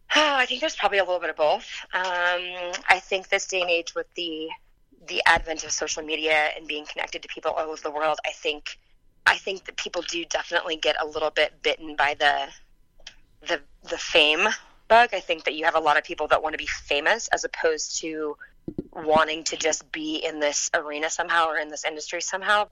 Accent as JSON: {"language": "English", "region": "Kansas", "country": "United States", "tie": "born or raised there", "also_born_or_lived": "Texas", "said": "I was born in Texas. I grew up in Kansas"}